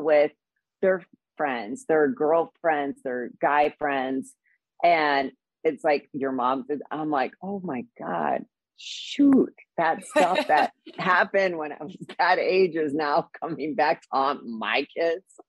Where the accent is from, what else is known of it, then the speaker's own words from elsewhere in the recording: Midwest, United States; now in Los Angeles, United States; I grew up, you know, in the Midwest